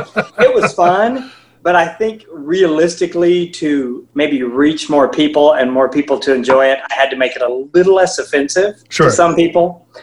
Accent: Southern Indiana, United States; moved away as an adult; now in Nashville, United States; I grew up in Southern Indiana, and I came to Nashville in 1988 as a pastor's son to attend Tribeca Nazarene University.

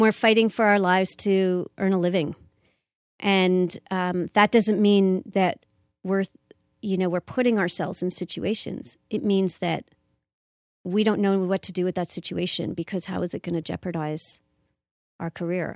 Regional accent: Canada; I'm a Canadian actor and I live here in Canada.

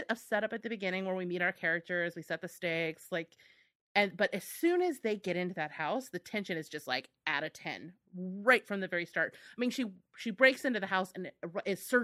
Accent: United States; I feel like very judged as an American

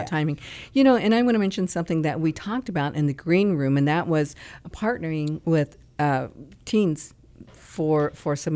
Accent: Tacoma, Washington, United States; moved away as an adult; also born or lived in New York; I grew up in Tacoma, Washington

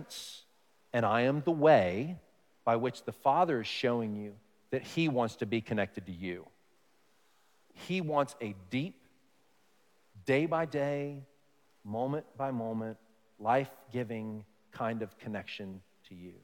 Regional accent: Dallas, Texas, United States; moved away; I grew up in Texas, I say y'all, I say fixin' to, these kinds of things, but maybe the most stereotypical thing, now, I grew up in a big city, Dallas, Fort Worth

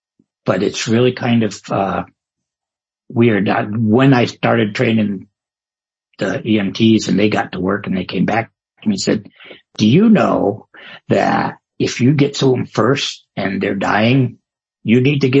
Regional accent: Maine, United States; now in California, United States; I grew up in the Methodist church, as a kid in the woods of Maine.

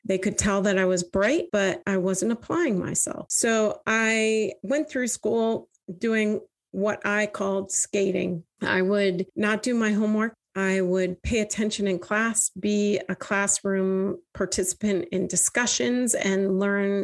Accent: Vermont, United States; I grew up in Vermont, one of four daughters.

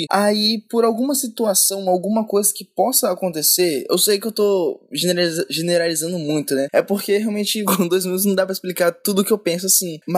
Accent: Vitória, Brazil; É, eu sou de Vitória, moro perto da Bururu, né?

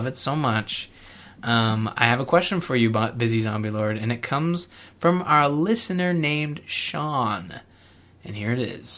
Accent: Canada; I'm Canadian

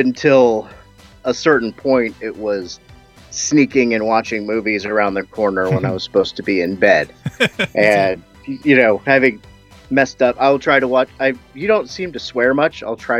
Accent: United States; I'm American.

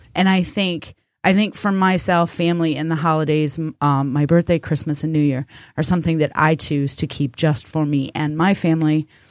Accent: United States; We, as American people

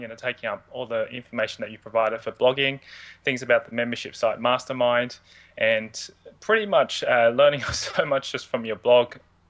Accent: Sydney, New South Wales, Australia; Where I started was I was born and raised in Sydney. I've been a Sydney boy pretty much all my life.

